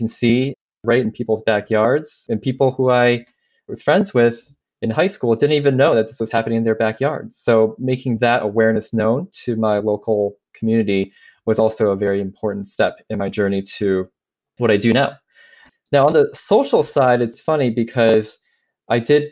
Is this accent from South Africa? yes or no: no; China; moved away; I grew up in China, mainland China, in the early to mid 80s